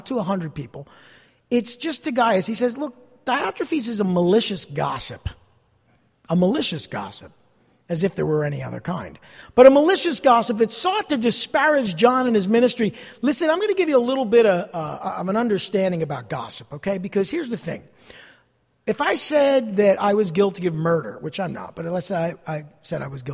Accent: New Jersey, United States; I'm from New Jersey

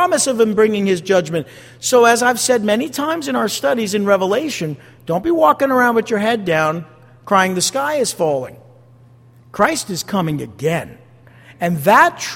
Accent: United States; I am an American

